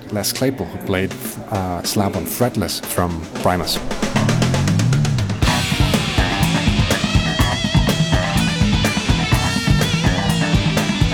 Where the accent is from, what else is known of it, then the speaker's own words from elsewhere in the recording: Costa Rica; now in Manchester, United Kingdom; I was born in Costa Rica